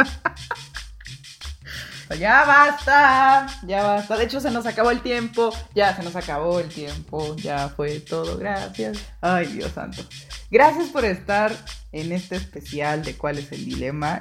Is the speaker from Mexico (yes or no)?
yes; Mexico; agradezco tanto ser mexicana